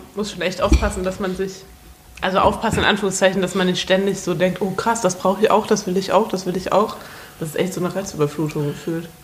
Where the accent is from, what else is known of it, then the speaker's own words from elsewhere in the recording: Hesse, Germany; now in Oldenburg, Germany; ich komme eigentlich aus Hessen, ich bin gar nicht aus Oldenburg